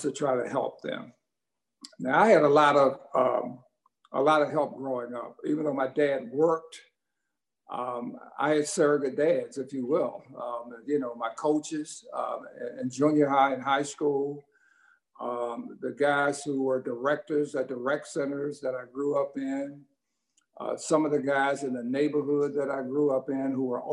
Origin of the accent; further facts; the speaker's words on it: Washington, District of Columbia, United States; the area that I grew up in Washington, D.C.